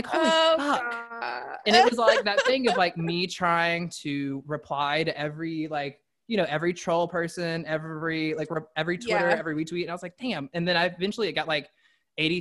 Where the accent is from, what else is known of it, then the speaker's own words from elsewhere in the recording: the South, United States; I grew up in the South